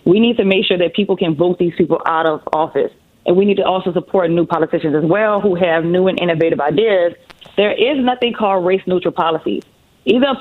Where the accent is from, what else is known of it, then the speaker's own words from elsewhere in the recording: New Orleans, Louisiana, United States; I'm from New Orleans. So that's where the beautiful accent comes from